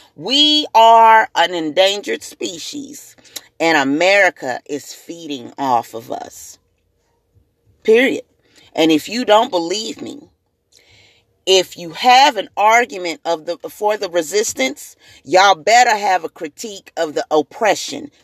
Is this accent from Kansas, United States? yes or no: no; Springfield, Missouri, United States; also born or lived in Jackson, Tennessee; I'm also native to Springfield, Missouri